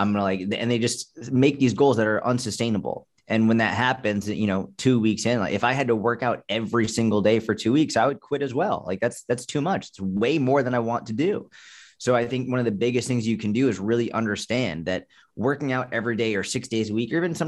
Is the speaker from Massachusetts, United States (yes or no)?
yes; Boston, Massachusetts, United States; I grew up in Boston where, you know, we had tons of snow, so yeah.